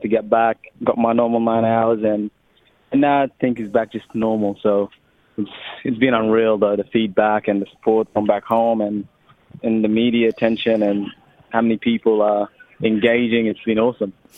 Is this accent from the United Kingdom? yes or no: no; Australia; accent: Australian; also born or lived in Sudan; We've got the Australian accent, been here since 10 years old